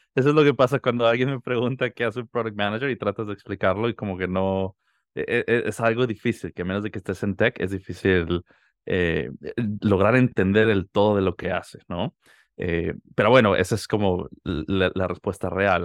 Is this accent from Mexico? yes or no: yes; Mexico City, Mexico; moved away; Yo soy de la Ciudad de México. Nací y crecí allá, viví casi toda mi vida